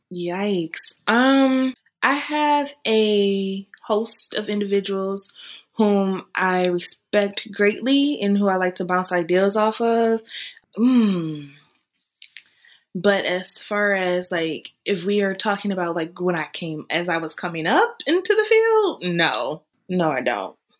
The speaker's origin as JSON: {"language": "English", "region": "Michigan", "country": "United States", "moved": "as an adult", "lives_now": "Texas, United States", "said": "I am currently residing in Texas. I'm originally from Michigan"}